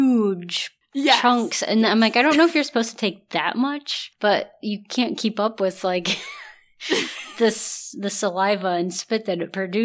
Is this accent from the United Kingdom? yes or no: no; Northwest Ohio, United States; Growing up in Northwest Ohio, like Cedar Point was like the thing to do.